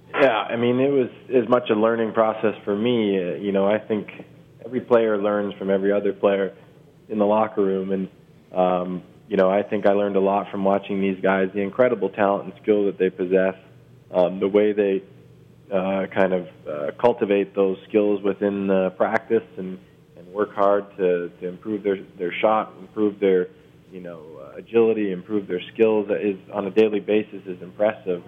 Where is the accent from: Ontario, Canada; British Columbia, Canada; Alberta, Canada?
Ontario, Canada; Toronto; born or raised there